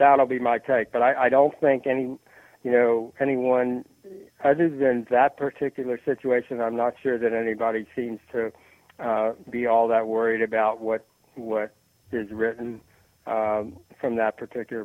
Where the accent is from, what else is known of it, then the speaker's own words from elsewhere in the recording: the South, United States; I am from the South